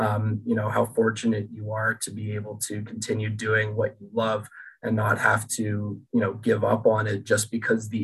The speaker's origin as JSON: {"language": "English", "town": "Toronto", "region": "Ontario", "country": "Canada", "tie": "born or raised there", "moved": "as an adult", "lives_now": "British Columbia, Canada", "said": "Growing up in Toronto"}